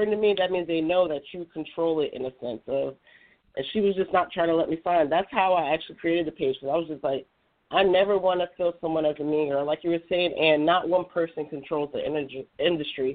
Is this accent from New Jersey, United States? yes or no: yes; New Jersey, United States; I'm from New Jersey